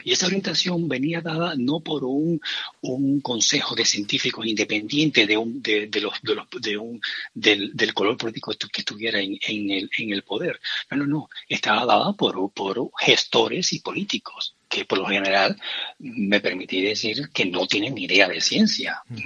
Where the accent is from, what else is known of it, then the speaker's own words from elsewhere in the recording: Cuba; moved away as an adult; now in Spain; yo soy cubano de nacimiento, aunque yo más de 25 años aquí, o sea, más de la mitad de mi vida la llevo aquí